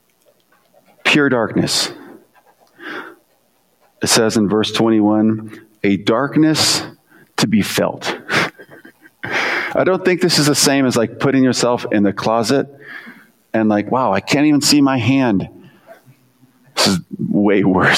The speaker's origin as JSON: {"language": "English", "country": "United States", "said": "as an American"}